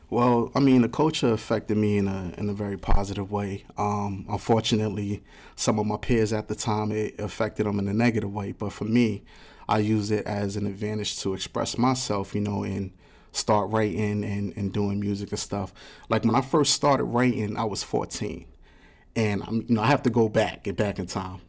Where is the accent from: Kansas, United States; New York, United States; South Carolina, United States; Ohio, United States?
New York, United States; New York City; I'm from the South Bronx. So, I come from a project, too